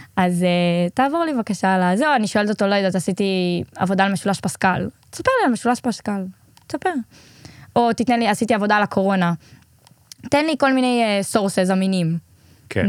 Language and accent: Hebrew; Israel; אנחנו ישראלים